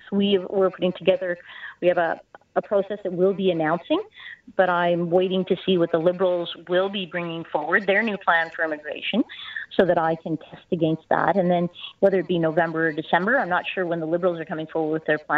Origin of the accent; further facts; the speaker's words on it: Canada; I believe as a Canadian